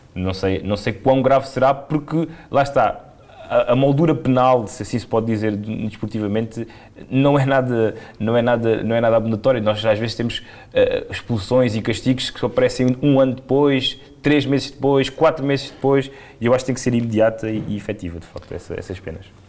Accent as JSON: {"language": "Portuguese", "country": "Portugal", "said": "E obviamente nós somos portugueses, somos latinos"}